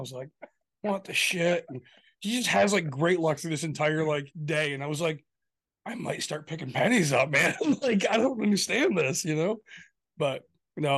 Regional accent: Michigan, United States; We're from Michigan

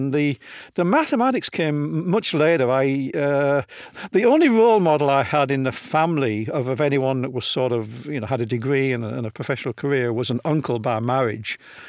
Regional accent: Hull, Yorkshire and the Humber, United Kingdom; Yeah, I was born in Hull in what apparently was the worst snowstorm of the decade in 1947.

